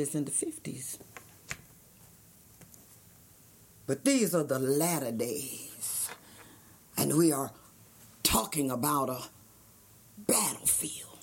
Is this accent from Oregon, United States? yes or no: no; Texas, United States; moved away as an adult; also born or lived in Harlem, New York / Compton, California; I was born and raised in Texas, in a town, education town